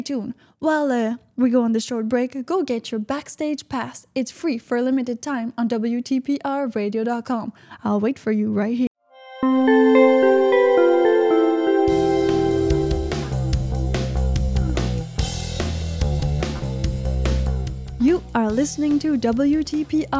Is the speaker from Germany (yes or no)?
no; Canada; I'm Canadian